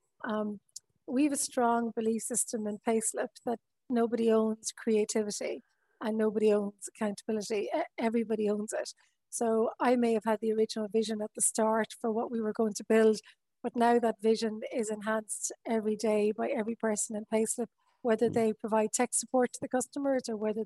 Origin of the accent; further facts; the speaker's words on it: Wexford, Leinster, Ireland; now in Westport, Ireland; I'm from Wexford